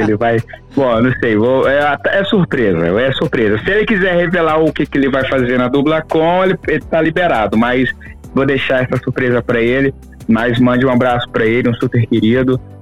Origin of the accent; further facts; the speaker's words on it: Araguaína, Tocantins, Brazil; moved away as an adult; eu sou do do norte do Tocantins, né? Eu sou de Araguaína, Tocantins